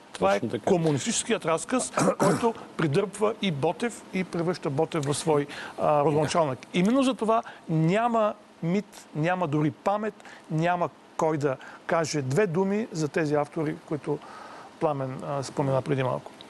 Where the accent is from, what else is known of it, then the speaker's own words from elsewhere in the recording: Bulgaria; за нас, като българи, български читатели